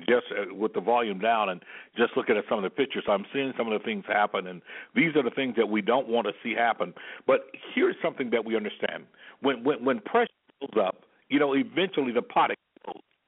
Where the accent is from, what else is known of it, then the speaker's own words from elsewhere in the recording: Selma, Alabama, United States; myself being born and raised in Selma, Alabama